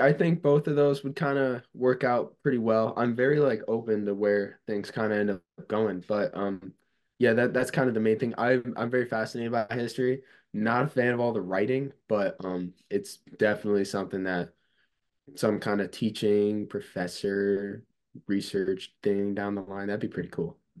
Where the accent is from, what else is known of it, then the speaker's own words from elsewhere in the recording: Cazenovia, New York, United States; my hometown's Casanova, New York